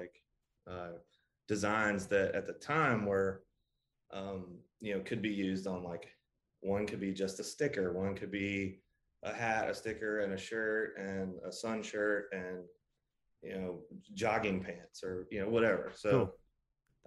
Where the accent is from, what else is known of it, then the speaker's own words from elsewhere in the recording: Greensboro, North Carolina, United States; I was born and raised in the Carolinas. So Greensboro, North Carolina